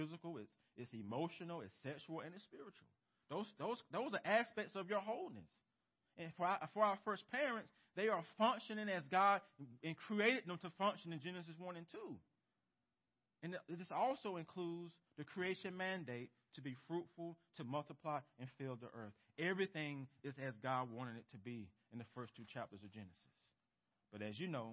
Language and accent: English; United States; as American Christians.